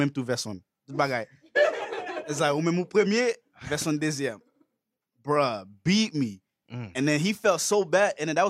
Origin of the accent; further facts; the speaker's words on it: Haiti; growing up in Haiti, you know what I'm saying? There's not really a lot to do, but, like, especially when you're a kid